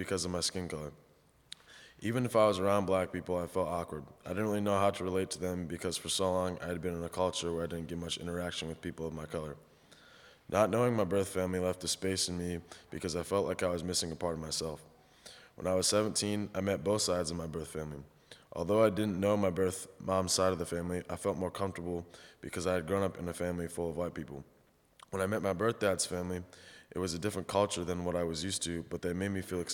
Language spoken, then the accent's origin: English; Goshen, Indiana, United States; also born or lived in Philadelphia, Pennsylvania; I was raised in Goshen, but was born in Philadelphia, Pennsylvania